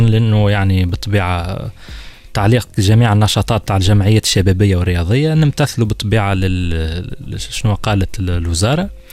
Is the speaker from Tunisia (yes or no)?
yes; Tunisia; عندنا في تونس